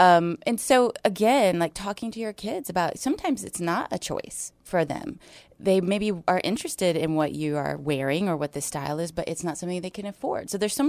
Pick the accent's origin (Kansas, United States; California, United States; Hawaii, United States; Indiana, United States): Hawaii, United States; So I'm from Hawaii.